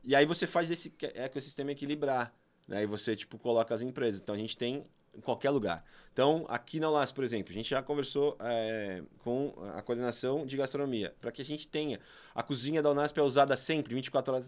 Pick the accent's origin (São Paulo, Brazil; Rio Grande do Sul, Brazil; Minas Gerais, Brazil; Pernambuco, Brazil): São Paulo, Brazil; born or raised there